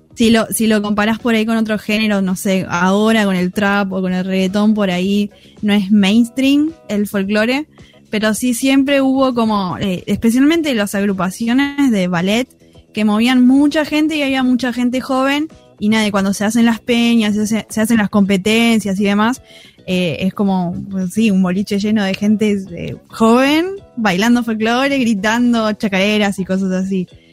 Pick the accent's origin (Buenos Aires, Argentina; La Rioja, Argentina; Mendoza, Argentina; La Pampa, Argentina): Buenos Aires, Argentina; nosotros somos de Buenos Aires